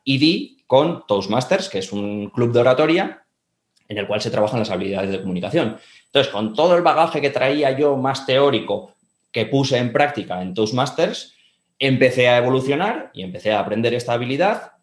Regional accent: Bilbao, Basque Country, Spain; also born or lived in Andorra; yo soy de Bilbao, estudié turismo aquí en Bilbao

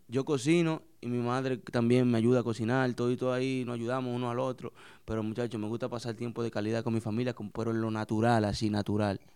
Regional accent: San Pedro de Macorís, Dominican Republic; also born or lived in New York, United States; San Pedro de Macorís, un pueblo ahí en San Pedro de Macorís, barrio Miramar, donde me crié

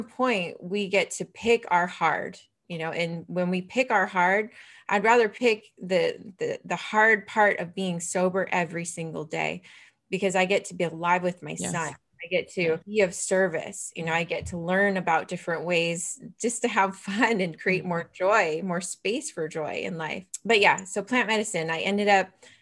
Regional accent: Vancouver, British Columbia, Canada; I'm from Vancouver, BC

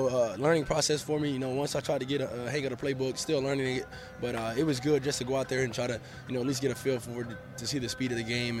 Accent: Montgomery, Alabama, United States; I'm from Montgomery

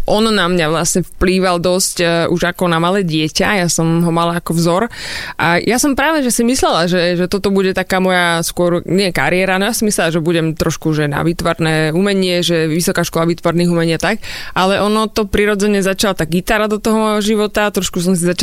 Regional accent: Súľov-Hradná, Žilina Region, Slovakia; Nie, nie som ani z Povazky, ani zo Žiliny, ani z Byče, som hradná a časť Hradná teda.

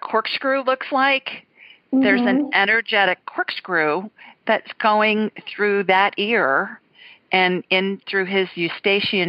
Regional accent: Ohio, United States; also born or lived in Los Angeles, California / Sioux Falls, South Dakota; now in deep south, United States; I grew up in Ohio.

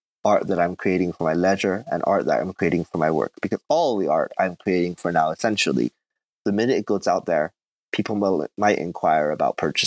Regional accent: Fukuoka, Japan; moved away as an adult; also born or lived in Korea / Tokyo; now in Chiba, Japan; I'm from Fukuoka. That's where I grew up.

